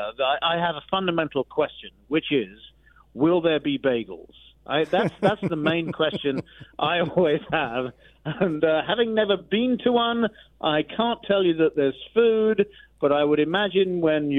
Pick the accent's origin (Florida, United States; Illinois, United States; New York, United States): Florida, United States; Central; accent: North Florida; now in Iowa, United States; I was from Central Florida